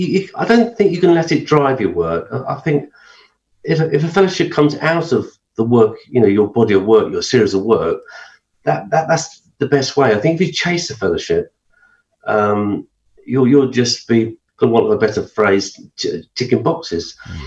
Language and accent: English; High Wycombe, South East England, United Kingdom; also born or lived in London; Well, I was born in London. I was born in Chelsea. In the 60s, we moved around and we ended up in High Wycombe.